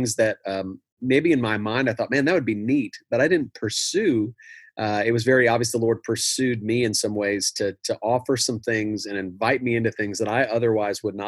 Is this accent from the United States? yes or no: yes; Milwaukee, Wisconsin, United States; moved away as an adult; now in Flower Mound, United States; I grew up in Milwaukee